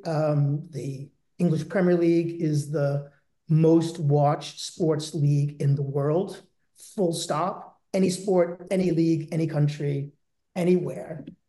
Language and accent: English; Boston, Massachusetts, United States; moved away as an adult; also born or lived in London; I was born and raised in Boston